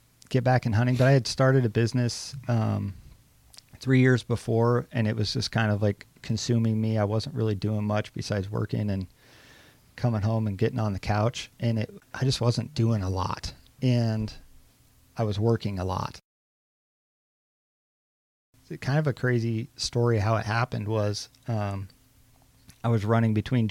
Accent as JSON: {"language": "English", "town": "Grants Pass", "region": "Oregon", "country": "United States", "tie": "born or raised there", "lives_now": "Newberg, United States", "said": "I grew up in Grants Pass, Oregon, Southern Oregon"}